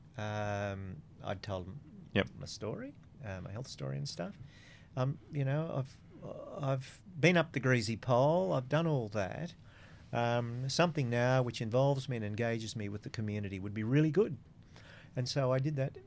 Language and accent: English; Coonabarabran, New South Wales, Australia; now in Central Coast, Australia; I'm a boy from Coonabarabran